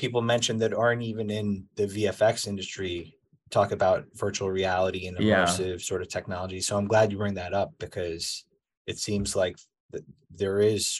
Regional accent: New York, United States; I'm from New York, born and raised

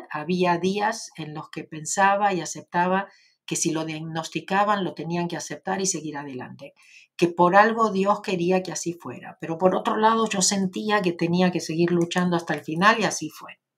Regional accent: Argentina; soy de Argentina, como vos.

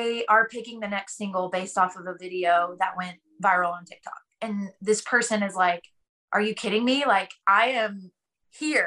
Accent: Texas, United States; I grew up playing in Texas. And in Texas, in all our little small country towns, we have small town Opry's.

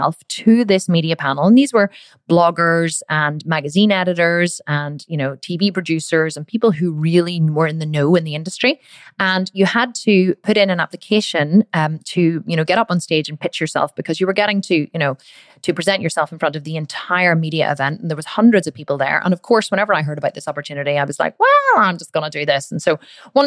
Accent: Ireland; I'm obviously Irish

